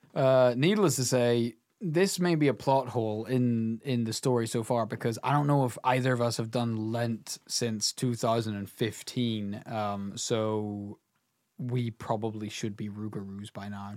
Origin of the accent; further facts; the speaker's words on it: Northern Ireland, United Kingdom; we're here from Northern Ireland. You know, this is a rural country